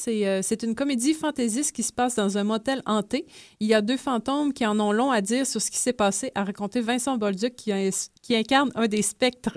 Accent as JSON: {"language": "French", "area": "Pintendre", "region": "Quebec", "country": "Canada", "also_born_or_lived": "Lévis", "said": "je viens de Pintan, mais maintenant, c'est le Grand Lévis"}